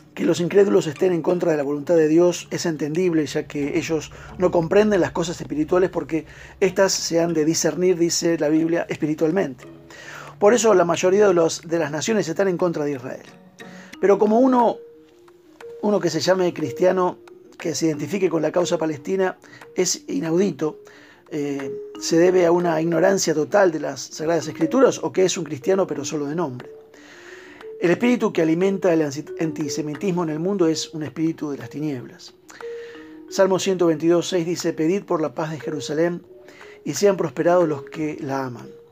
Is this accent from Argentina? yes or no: yes; Argentina